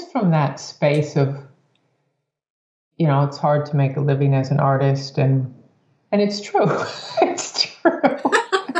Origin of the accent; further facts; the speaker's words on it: United States; growing up in the States